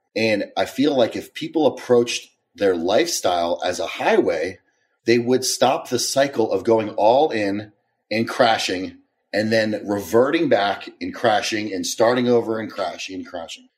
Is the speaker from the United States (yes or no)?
yes; Maryland, United States; I am from, uh, Maryland. I had an interesting childhood.